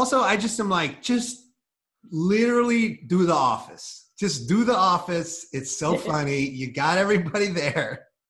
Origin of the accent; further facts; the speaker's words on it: Iowa, United States; No, like, see, we grew up in Iowa where wrestling, like he's a wrestling coach now, and we grew up wrestling